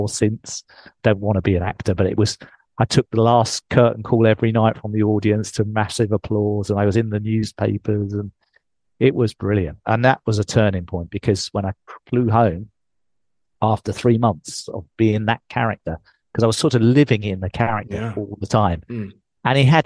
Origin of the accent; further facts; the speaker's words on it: England, United Kingdom; accent: English; moved away; I'm English.